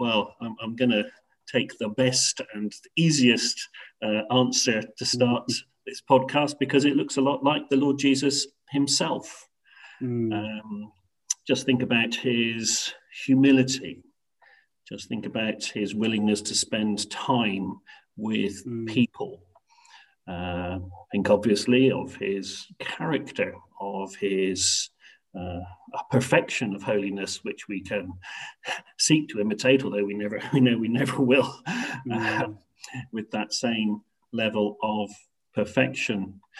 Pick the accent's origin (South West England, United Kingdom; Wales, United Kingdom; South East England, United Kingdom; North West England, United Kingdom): South West England, United Kingdom; Bristol; accent: West Country; also born or lived in Hemel Hempstead / London; now in Bridgend, United Kingdom; I was born and bred in Bristol, so you'll hear a bit of an accent coming through, West Country accent in the UK. I've been a Christian for 37 years.